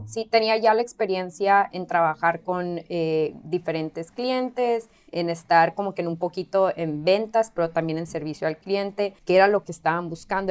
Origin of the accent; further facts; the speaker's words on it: Mexico; now in California, United States; soy mexicana